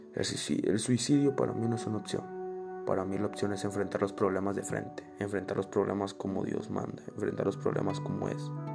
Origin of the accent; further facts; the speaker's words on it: Navolato, Sinaloa, Mexico; now in Irapuato, Mexico; Cada que vengo a Nabolato es para aprender cosas nuevas, para ver una posible realidad si nos hubiéramos quedado a vivir ahí. Veo mi casa